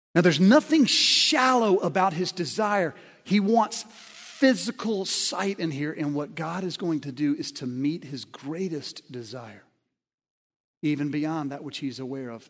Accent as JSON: {"language": "English", "region": "Alabama", "country": "United States", "tie": "born or raised there", "said": "I grew up in Alabama"}